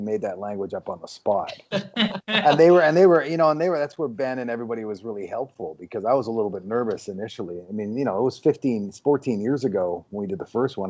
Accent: Vancouver, British Columbia, Canada; now in Los Angeles, United States; I grew up in Vancouver where it rains, 200 days a year.

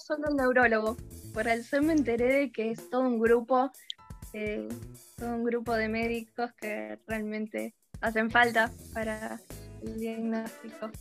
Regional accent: Buenos Aires, Argentina; Parque Chacabuco capital

